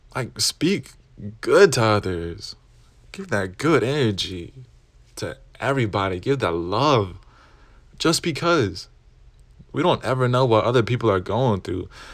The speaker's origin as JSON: {"language": "English", "region": "Arkansas", "country": "United States", "said": "I'm Mexican proudly from Arkansas"}